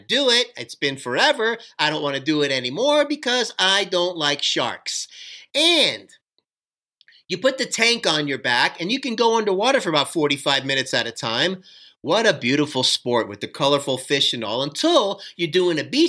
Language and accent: English; Miami, Florida, United States; also born or lived in Fort Lauderdale, Florida; I'm from Miami, Florida